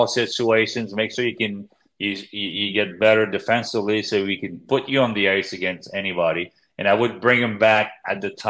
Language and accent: English; Quebec, Canada; I'm from Quebec